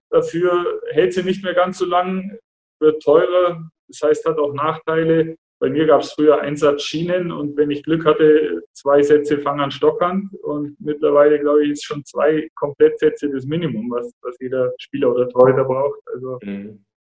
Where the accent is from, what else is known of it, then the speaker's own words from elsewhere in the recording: Augsburg, Bavaria, Germany; hier in Augsburg groß geworden und dann bin ich äh, 99 weg nach Kassel für ein Jahr